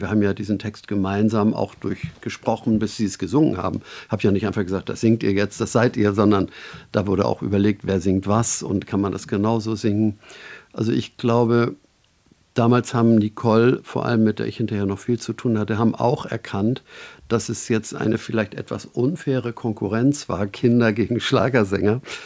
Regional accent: Northern Germany, Germany; als Norddeutscher

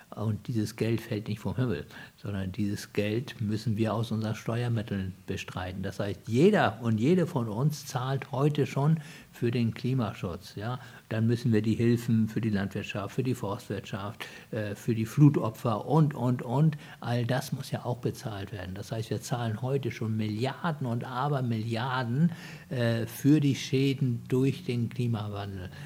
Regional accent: Hamburg, Germany; ich bin ja in Hamburg geboren

